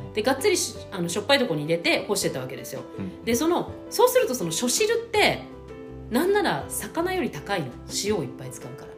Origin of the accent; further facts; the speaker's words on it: Kanto, Japan; 私たち関東の人